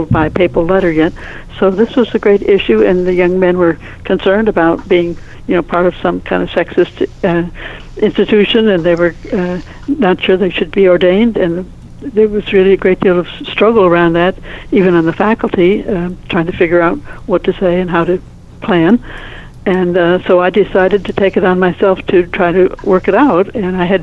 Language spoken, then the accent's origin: English; Toledo, Ohio, United States; moved away; also born or lived in Mobile, Alabama; I grew up in Toledo, Ohio